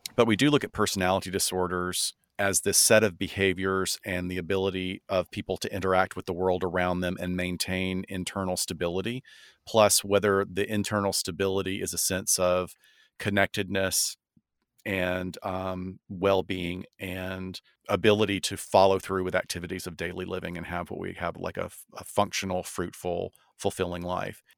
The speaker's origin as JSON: {"language": "English", "region": "the South", "country": "United States", "said": "I'm from the South"}